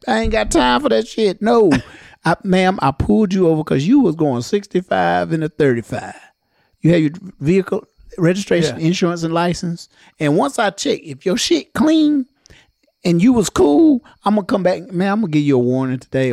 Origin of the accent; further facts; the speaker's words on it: Johnston County, North Carolina, United States; Us being from Johnston County